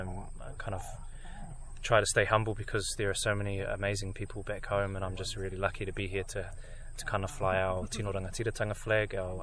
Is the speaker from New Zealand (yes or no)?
yes; New Zealand; moved away; I come from Ngāpuhi, is my tribe from Aotearoa, New Zealand.